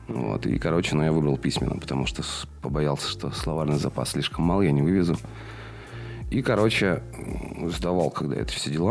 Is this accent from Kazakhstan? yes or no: no; Chernushka, Perm Krai, Russia; moved away as an adult; also born or lived in Kaliningrad / Poland; now in Perm, Russia; Родился в Чернушке, э, в городе ф, не, не очень приятном.